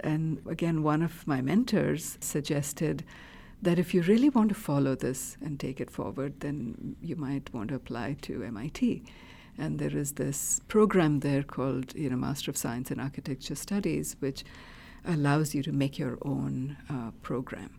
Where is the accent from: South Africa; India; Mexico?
India; moved away; I grew up in India in a middle class household